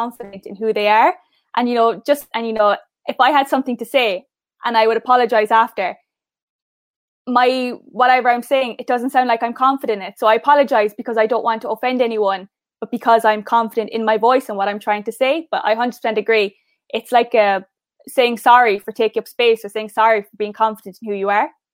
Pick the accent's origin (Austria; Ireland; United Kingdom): Ireland; Cork, Munster; accent: Cork; moved away as an adult; now in County Mayo, Ireland; I'm not from Mayo originally, I'm from Cork, so I'm from South.